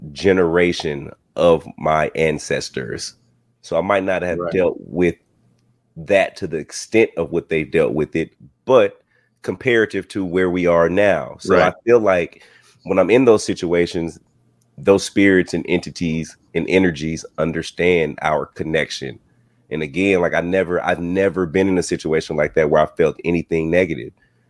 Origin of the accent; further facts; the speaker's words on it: the South, United States; I grew up in the South, man. I still live in the South. I live in Georgia.